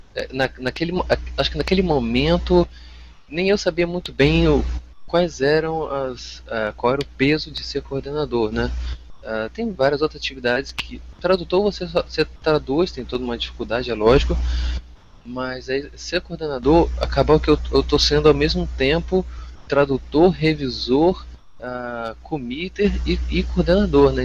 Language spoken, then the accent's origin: Portuguese; Vitória, Espírito Santo, Brazil; also born or lived in Jaraguá do Sul, Santa Catarina; Eu nasci em Jaraguá do Sul, Santa Catarina, mas eu saí de lá com 4 anos e meio e vim para aqui para Vitória. Então eu sou mais capixaba do que tudo